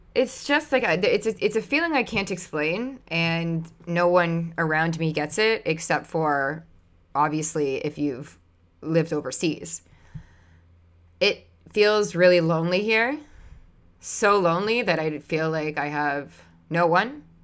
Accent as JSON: {"language": "English", "country": "Canada", "said": "I'm Canadian"}